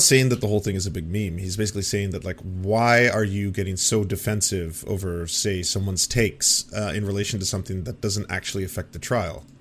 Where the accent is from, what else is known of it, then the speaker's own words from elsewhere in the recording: Canada; I'm just a Canadian all up here in the north. We do things different up in this part of the world